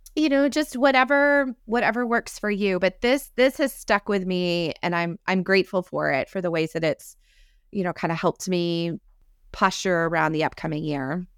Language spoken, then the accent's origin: English; upstate New York, United States; now in Texas, United States; someone who lives in Texas but grew up in New York